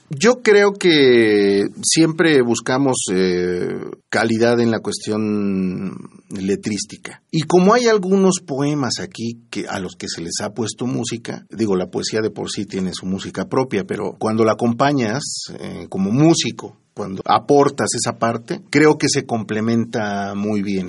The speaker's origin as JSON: {"language": "Spanish", "country": "Mexico", "said": "Nosotros como mexicanos"}